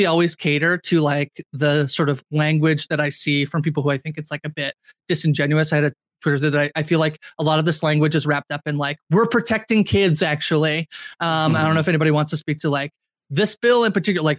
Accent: Canada; I'm the Canadian on the podcast

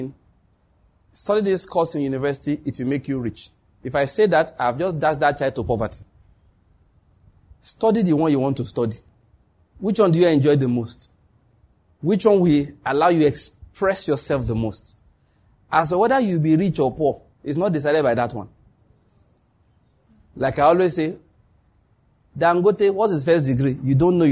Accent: Ondo, Nigeria; I grew up in Ondo State.

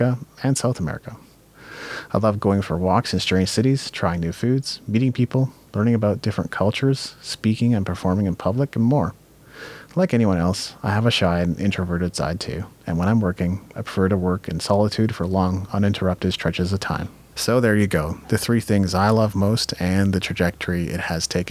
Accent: Japan; I grew up in Japan

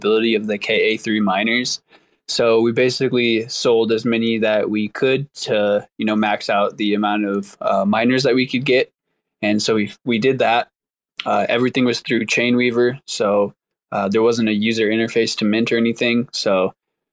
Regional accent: Brazil; moved away; I grew up in Brazil

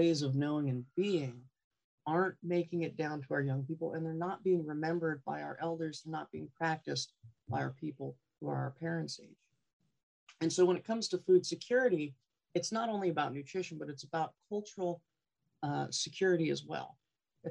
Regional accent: Gambell, Alaska, United States; I'm Knightsey Indian and Siberian Yupik Eskimo from Gamble, Alaska in Kenai

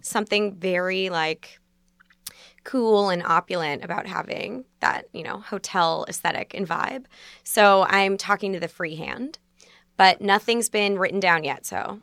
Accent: Basking Ridge, New Jersey, United States; now in New York, United States; I'm from Basking Ridge

